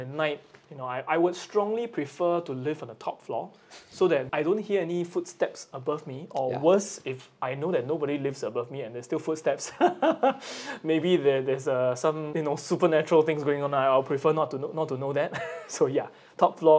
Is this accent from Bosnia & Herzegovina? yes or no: no; Singapore; now in Japan; I'm from Singapore. Singapore